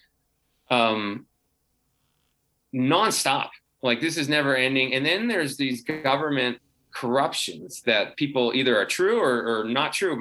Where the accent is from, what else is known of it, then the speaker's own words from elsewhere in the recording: United States; as an American